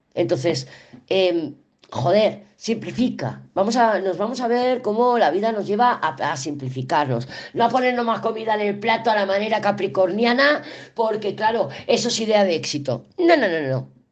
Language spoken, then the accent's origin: Spanish; Barcelona, Catalonia, Spain; moved away as an adult; also born or lived in Andorra; now in Sahagún, Spain; yo soy de Barcelona, yo soy muy cosmopolita, soy de Barcelona, además ciudad, o sea, capital. Yo nací en la calle Sevilla, en la Barceloneta